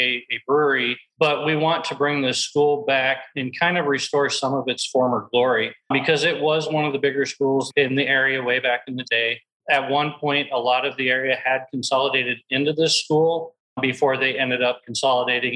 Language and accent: English; Iowa, United States; now in Texas, United States; I grew up in Iowa myself